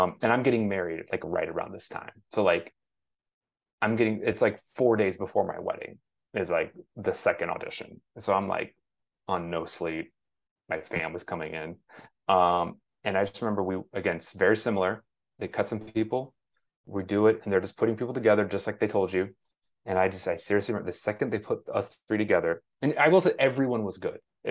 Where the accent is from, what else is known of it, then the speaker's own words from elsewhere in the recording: Dallas, Texas, United States; moved away as an adult; now in Chicago, United States; I grew up in Dallas